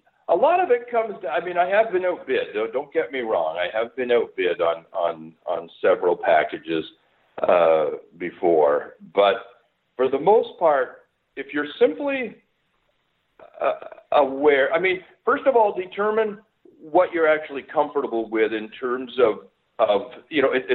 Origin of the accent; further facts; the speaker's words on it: Montreal, Quebec, Canada; now in Stouffville, Canada; I grew up in Montreal